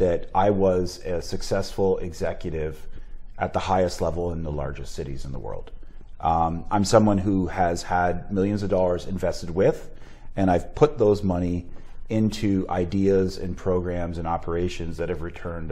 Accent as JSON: {"language": "English", "town": "Sarnia", "region": "Ontario", "country": "Canada", "tie": "born or raised there", "moved": "as an adult"}